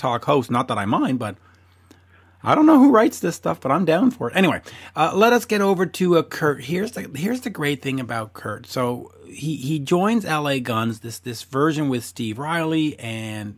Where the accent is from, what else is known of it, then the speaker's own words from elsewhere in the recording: Montreal, Quebec, Canada; as we say in Montreal